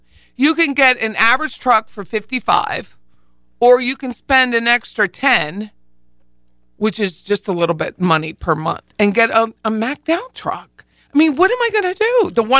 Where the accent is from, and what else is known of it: Harrisburg, Pennsylvania, United States; born or raised there